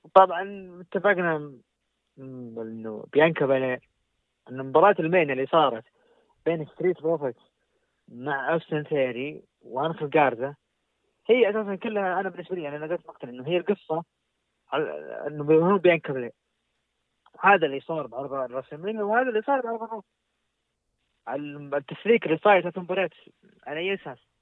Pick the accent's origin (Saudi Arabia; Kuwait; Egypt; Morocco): Saudi Arabia; عندنا في السعوديه تحديدا مكه والمدينه